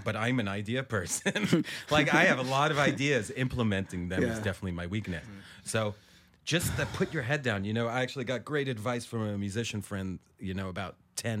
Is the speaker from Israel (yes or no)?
yes; Israel; also born or lived in Ohio, United States; I was born in Ohio, but my parents uh-huh. left there when I was like a month or two old. So I have nothing to do with Ohio except uh-huh. that I was born there, mm-hmm. and then traveled around the States for a little bit, and then moved to Israel.